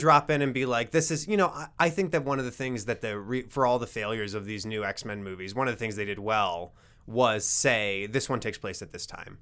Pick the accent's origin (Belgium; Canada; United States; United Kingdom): United States; Rapid City, South Dakota; I grew up in Rapid City